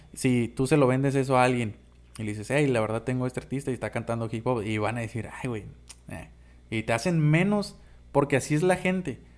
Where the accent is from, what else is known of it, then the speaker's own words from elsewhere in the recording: Baja California, Mexico; Somos de la Baja